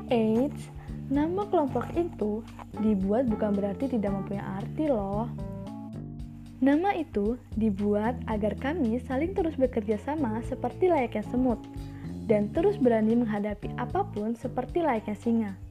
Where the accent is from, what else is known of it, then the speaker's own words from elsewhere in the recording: Tulang Bawang, Lampung, Indonesia; dari Prodi Matematika dan asal gue dari Tulang Bawang Lampung.